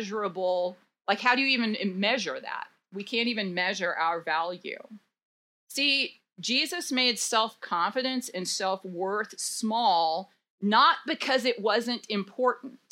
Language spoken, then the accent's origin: English; Dallas, Texas, United States; now in Denton, United States; I grew up in Dallas